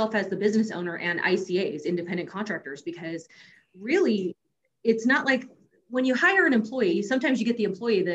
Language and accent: English; California, United States; I grew up in California.